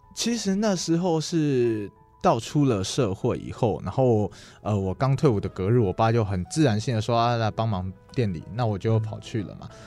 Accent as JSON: {"language": "Chinese", "town": "Lukang", "region": "Changhua County", "country": "Taiwan", "tie": "born or raised there", "said": "我自己是土生土长的鹿港人嘛，那我从小就是在这些古迹，像在光菜市啊，一样什么妈祖庙、龙山寺啊，怎么每天这样骑脚踏车逛来逛去"}